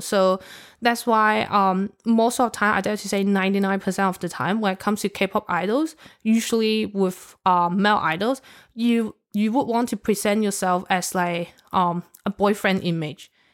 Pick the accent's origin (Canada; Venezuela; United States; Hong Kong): Hong Kong; I'm from Hong Kong